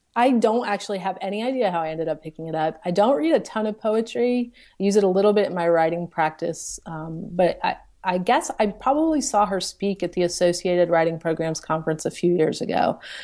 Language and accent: English; the South, United States; now in Charlottesville, United States; I'm from the South